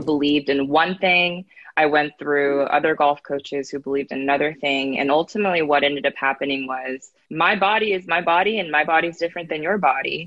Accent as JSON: {"language": "English", "region": "Northern California", "country": "United States", "tie": "born or raised there", "said": "I grew up in Northern California"}